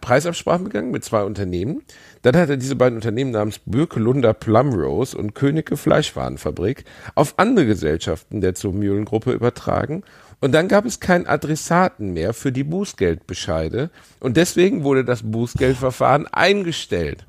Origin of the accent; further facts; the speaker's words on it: Gelsenkirchen, North Rhine-Westphalia, Germany; ich bin in Schalke geboren